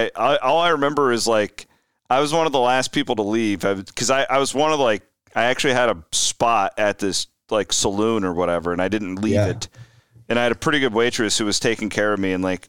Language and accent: English; Iowa, United States; cause I grew up in Western Iowa, we watched Nebraska all the time.